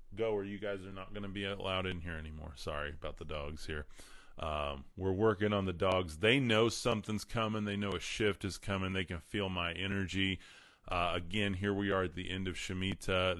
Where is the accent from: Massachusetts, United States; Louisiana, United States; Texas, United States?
Texas, United States; Amarillo; born and raised in Amarillo, Texas, West Texas